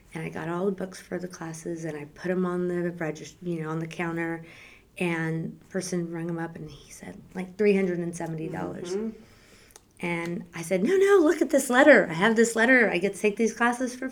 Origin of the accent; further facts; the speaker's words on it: San Antonio, Texas, United States; I am the youngest of four girls, and we grew up in San Antonio